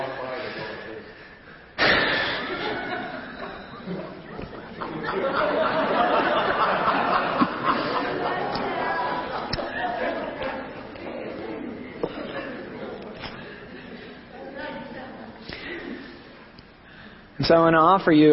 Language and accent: English; Oklahoma, United States; growing up in Oklahoma in the 80s